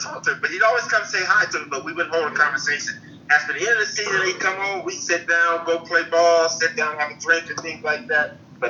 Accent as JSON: {"language": "English", "town": "Pasadena", "region": "California", "country": "United States", "said": "we're from Pasadena."}